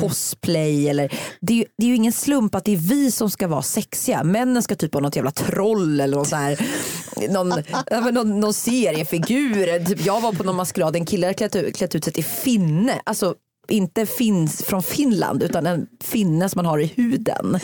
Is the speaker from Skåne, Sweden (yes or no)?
no; Uddevalla, Västra Götaland, Sweden; min kompis Maria som bodde i radhusområdet i Uddevalla där jag växte upp